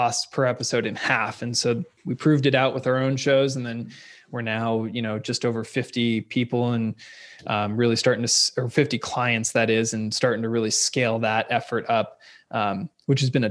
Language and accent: English; Seattle, Washington, United States; moved away as an adult; now in California, United States; I'm originally from Seattle, Seattle, Washington area. I went to University of Washington and then moved to California after college to row